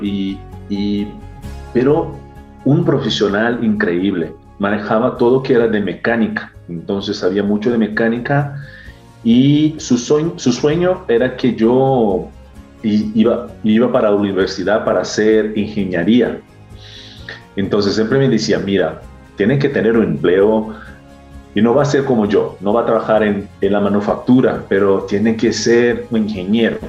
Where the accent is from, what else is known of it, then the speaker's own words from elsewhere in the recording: Osasco, São Paulo, Brazil; moved away; yo soy brasileño, eh, nací en una ciudad cerquita de San Paulo, que es Osasco